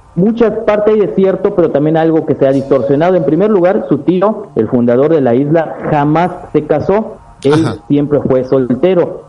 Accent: Mexico; also born or lived in Yucatán; yo soy mexicano, vivo en el estado de Yucatán

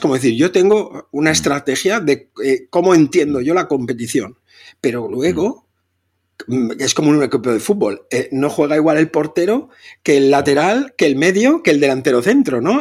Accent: Catalonia, Spain; soy catalán

